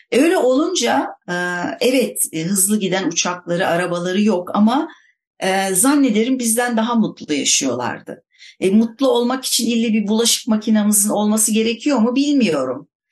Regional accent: Istanbul, Turkey; ben İstanbulluyum denize yakın bir yerde oturuyorum

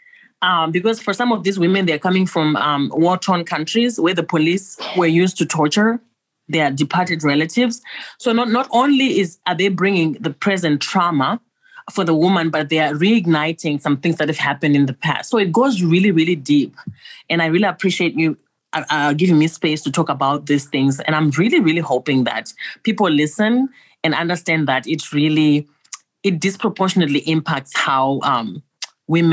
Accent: Zimbabwe; moved away; Originally, I'm from Zimbabwe.

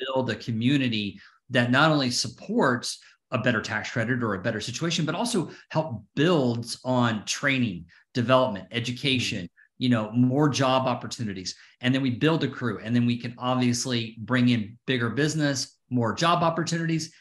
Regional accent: Atlanta, Georgia, United States; now in Connecticut, United States; I'm from Atlanta

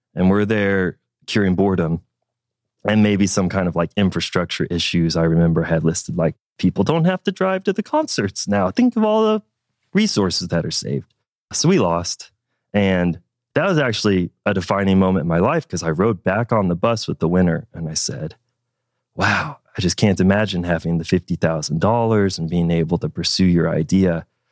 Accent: Fort Smith, Arkansas, United States; I was born in Fort Smith, Arkansas. That's where I was raised.

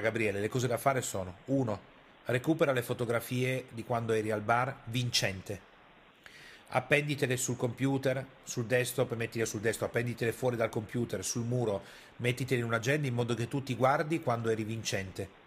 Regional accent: Piedmont, Italy; io sono piemontese e arrivo da quella cultura lì

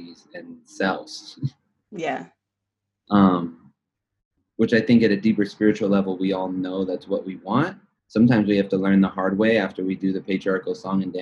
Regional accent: Los Angeles, California, United States; I'm from the Valley

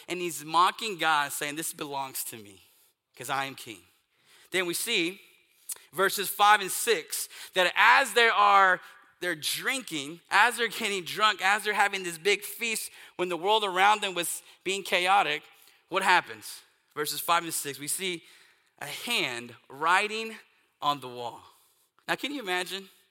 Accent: East Texas, United States; I grew up in East Texas

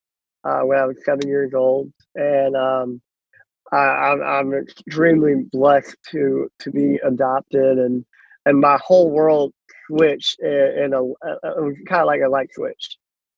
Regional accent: Uman, Cherkasy Oblast, Ukraine; now in United States; life started with me in a small town called Uman, Ukraine

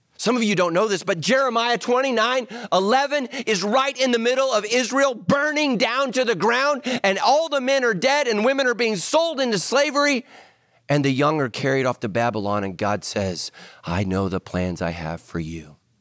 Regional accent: Ireland; We're Irish.

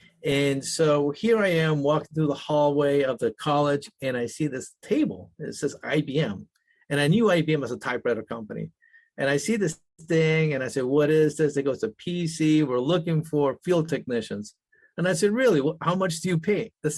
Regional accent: United States; born there; first language Spanish; English is a second language; And now English is my second language. Even though I was born in the United States, I was very fluent in Spanish. My Spanish was so perfect that you would think I was Argentinian and not an American.

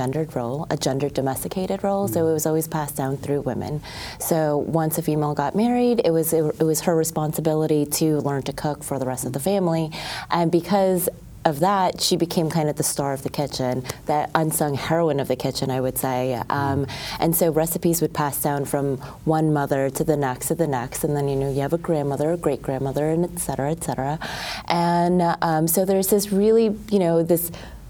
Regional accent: New York City, New York, United States; I grew up in Flushing, Queens

